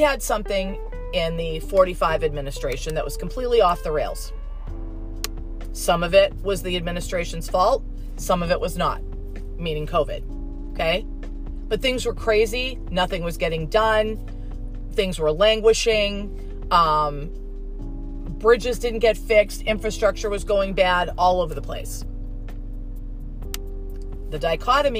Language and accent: English; United States; as an American